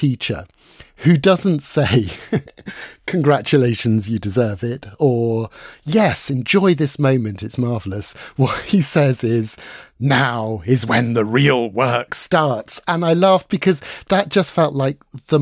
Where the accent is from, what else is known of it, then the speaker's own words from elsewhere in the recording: London, United Kingdom; my hometown in London